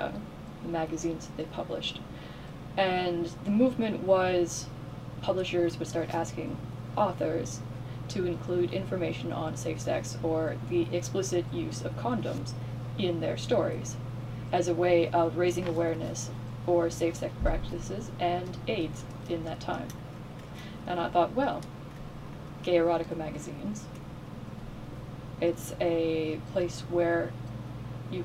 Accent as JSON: {"language": "English", "region": "Florida", "country": "United States", "tie": "born or raised there", "said": "I grew up in Florida"}